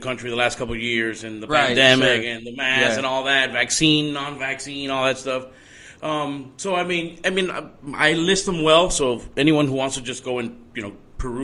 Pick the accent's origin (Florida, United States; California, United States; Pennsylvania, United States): Florida, United States; Miami; born and raised Miami, Florida